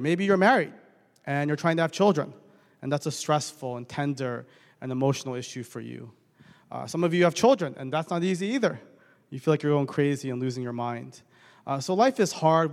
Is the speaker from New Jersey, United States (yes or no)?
yes; Bergen County, New Jersey, United States; also born or lived in Edison, New Jersey / Edgewater, New Jersey; I grew up in Bergen County most of my life.